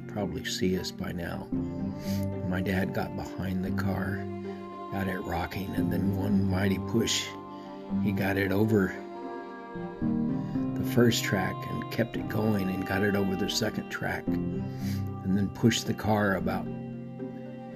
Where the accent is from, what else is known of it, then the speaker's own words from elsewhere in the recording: El Paso, Texas, United States; moved away; I call myself the ancient Texan on this podcast, because I came from Texas, El Paso, to be exact, a little bit north of the Rio Grande